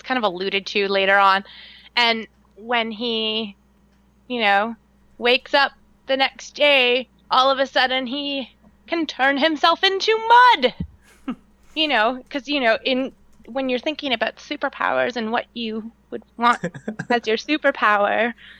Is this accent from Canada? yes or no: yes; Canada; I talk like this because I'm from Canada.